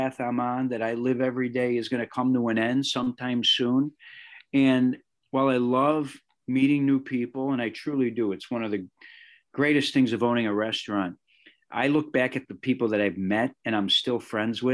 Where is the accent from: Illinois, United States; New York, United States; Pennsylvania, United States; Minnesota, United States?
Illinois, United States; Chicago; A Chicago kid, think about this, who grew up on the South Side, doing sports every night